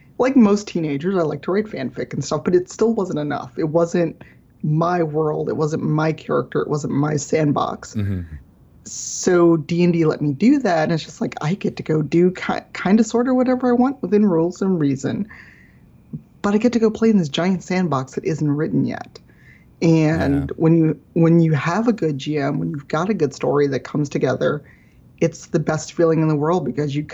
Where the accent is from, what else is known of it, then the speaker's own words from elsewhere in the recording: Chicago, Illinois, United States; I grew up in Chicago South Side as a black person